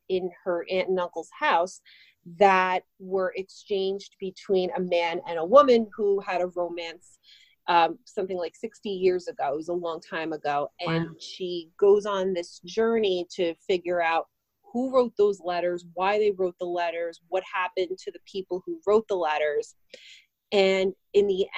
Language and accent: English; New Jersey, United States; I am from New Jersey. So as most Jersey girls